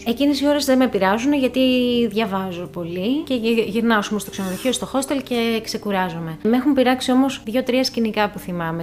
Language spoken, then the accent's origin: Greek; Greece; είμαι από την Ελλάδα